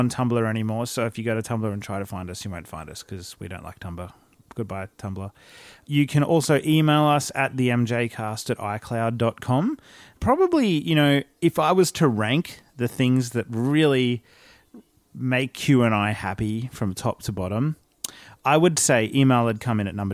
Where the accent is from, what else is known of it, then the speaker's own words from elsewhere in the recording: Australia; as an Australian male